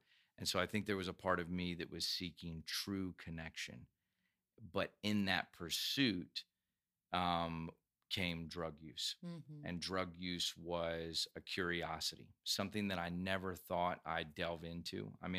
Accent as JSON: {"language": "English", "region": "Georgia", "country": "United States", "tie": "born or raised there", "also_born_or_lived": "Iowa / Virginia / North Carolina / South Carolina", "said": "We moved around some. I was born in Iowa, and then we moved Virginia, North Carolina, South Carolina, finally to Georgia when I was about 12."}